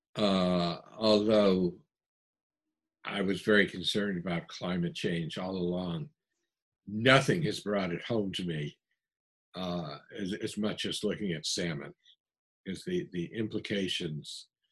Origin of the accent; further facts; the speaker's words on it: New England, United States; I come from New England